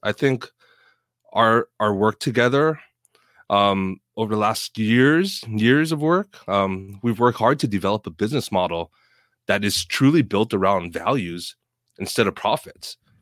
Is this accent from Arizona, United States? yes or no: no; Oahu, Hawaii, United States; born or raised there; moved away as an adult; now in Seattle, United States